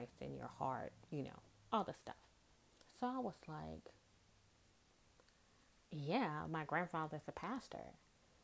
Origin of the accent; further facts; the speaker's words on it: Goshen, Mississippi, United States; moved away as an adult; now in New Orleans, United States; I'm originally from a small town in Mississippi called Goshen, 20 minutes outside of Biloxi. I always say that I was born and raised in Mississippi